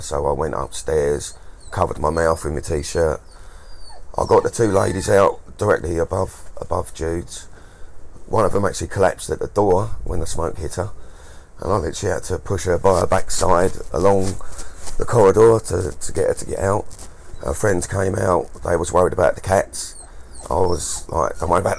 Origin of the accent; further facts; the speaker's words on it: Maidstone, South East England, United Kingdom; I was born in Maidstone. I was born in this town